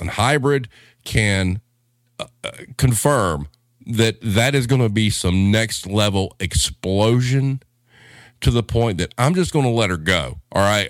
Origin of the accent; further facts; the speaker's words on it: the South, United States; I'm a Southerner dude